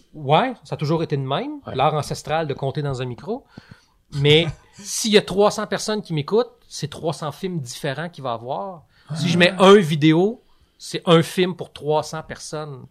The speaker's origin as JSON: {"language": "French", "town": "Lac-Carré", "region": "Quebec", "country": "Canada", "tie": "born or raised there", "also_born_or_lived": "Trois-Rivières", "moved": "as an adult", "said": "j'ai grandi au Lac Carré dans les Laurentides, qui est un petit village euh, pas loin du Mont-Tremblant"}